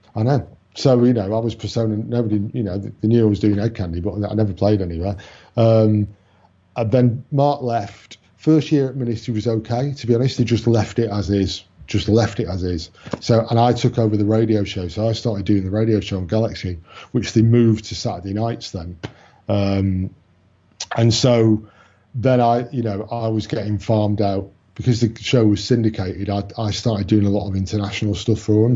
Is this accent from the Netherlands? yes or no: no; Manchester, North West England, United Kingdom; born or raised there